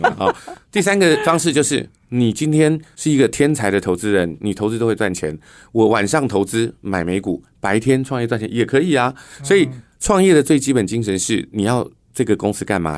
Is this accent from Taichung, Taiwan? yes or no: yes; rural Dongshi, Taichung, Taiwan; now in Taipei, Taiwan; 我们在台中东市的乡下长大， 然后后来搬来台北做公共建设